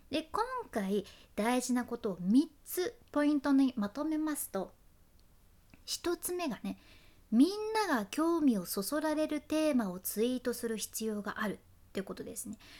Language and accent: Japanese; Fukuoka, Japan; accent: Hakata dialect; 博多弁の幸あれ子でした